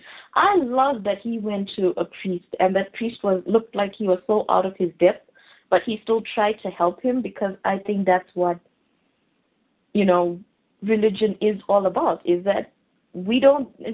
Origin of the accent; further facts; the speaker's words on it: South Africa; I'm from South Africa